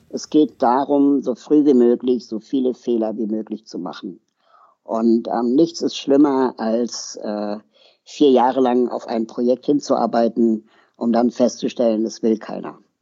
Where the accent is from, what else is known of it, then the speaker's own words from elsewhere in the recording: Berlin, Germany; also born or lived in Lima, Peru; ich komme aus Berlin